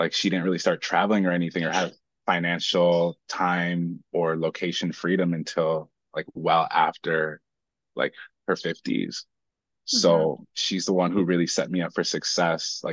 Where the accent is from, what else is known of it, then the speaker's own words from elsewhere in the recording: Minnesota, United States; we landed in Minnesota. 3 days later, I was born